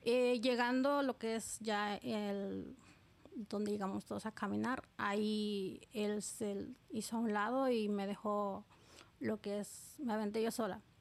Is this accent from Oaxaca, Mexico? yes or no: yes; Oaxaca, Mexico; moved away as an adult; now in New York, United States; soy del estado de Oaxaca, Oaxaca, México